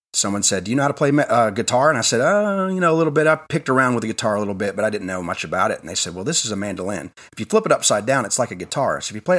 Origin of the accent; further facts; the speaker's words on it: Crossville, Tennessee, United States; also born or lived in California / Washington / Virginia Beach, Virginia; So I was born in California, then I moved to Washington, then I moved all the way to Virginia Beach, Virginia, and then we moved to Tennessee. I've lived in Tennessee most of my life. Moved to Crossville in 1991